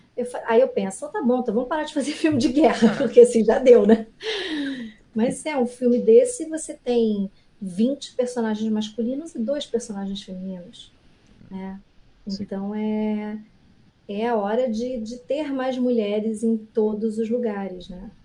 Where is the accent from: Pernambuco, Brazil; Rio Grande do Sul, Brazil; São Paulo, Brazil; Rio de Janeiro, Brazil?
Rio de Janeiro, Brazil; eu sou carioca